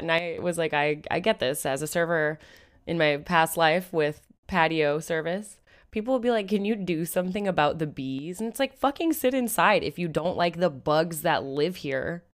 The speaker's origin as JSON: {"language": "English", "town": "Seattle", "region": "Washington", "country": "United States", "said": "I'm from Seattle"}